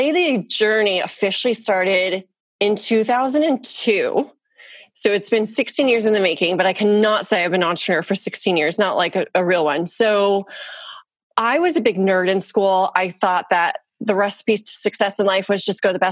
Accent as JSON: {"language": "English", "area": "Orange County", "region": "California", "country": "United States", "tie": "born or raised there", "said": "I grew up in Orange County, California"}